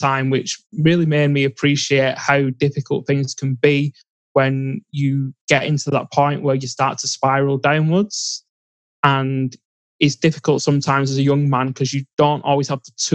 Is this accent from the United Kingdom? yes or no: yes; England, United Kingdom; I grew up in England.